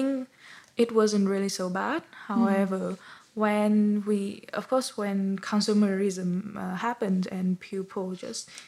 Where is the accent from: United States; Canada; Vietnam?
Vietnam; my home country